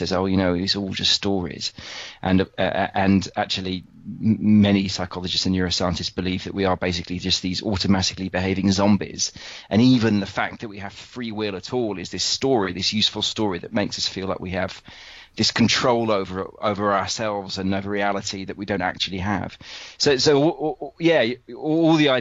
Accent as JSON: {"language": "English", "country": "United Kingdom", "said": "being British"}